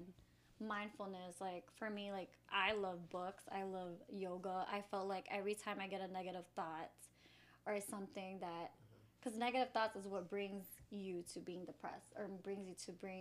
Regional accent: Chicago, Illinois, United States; I'm from Chicago, of course, and I'm a preschool teacher

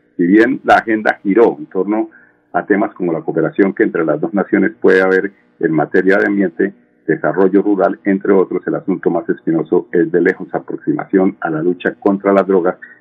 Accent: Colombia; aquí en Colombia

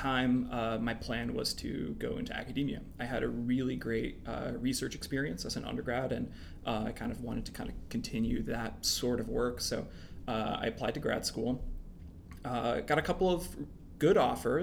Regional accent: central New Jersey, United States; moved away as an adult; also born or lived in Vermont; I grew up in New Jersey, central New Jersey

